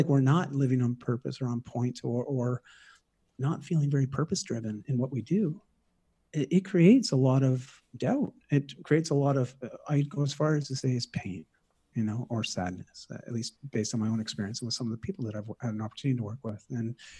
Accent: Toronto, Ontario, Canada; moved away as an adult; also born or lived in Vancouver; I moved across the country from Toronto to Vancouver for university, and you know, at 18

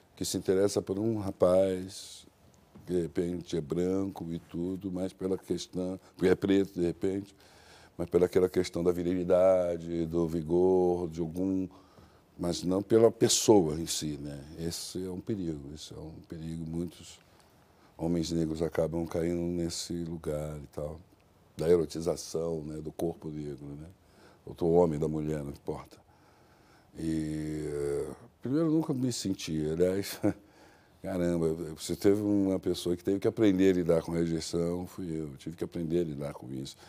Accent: Brazil; eu não sou brasileiro fora daqui, né? eu sou um africano

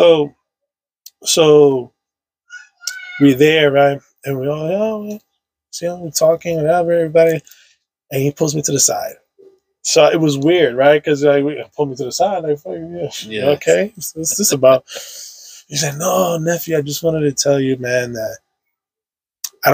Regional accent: New York City, New York, United States; I grew up on Sherman Ave between 160 and 164.

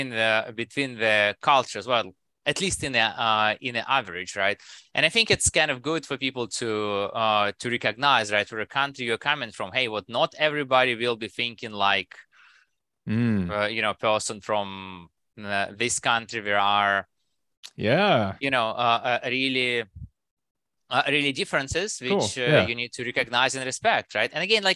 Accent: Russia; English is a second language; now in United States; And I come from Russia, right? And while I spend a lot of time in US, right? I think you still get some of those, you know, maybe Russian habits in me, right?

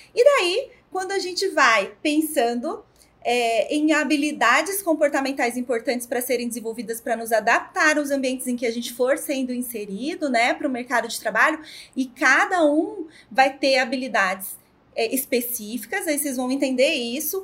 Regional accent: Ribeirão Preto, São Paulo, Brazil; Sou aqui de Ribeirão Preto

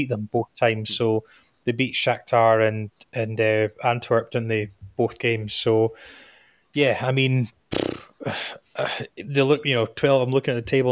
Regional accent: Scotland, United Kingdom; as a Scotsman

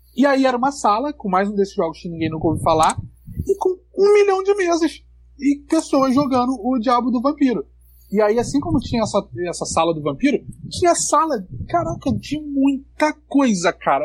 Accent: Brazil; o cara perguntou de onde você é. Eu falei, pô, do Brasil

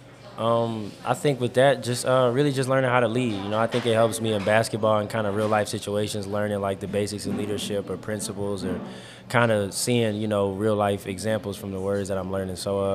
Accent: Petersburg, Virginia, United States; I'm from Petersburg, Virginia

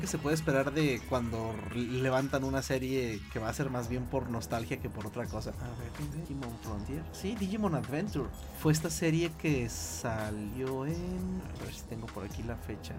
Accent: Mexico; a mí me tocó ver la emisión de la versión original aquí en, aquí en México

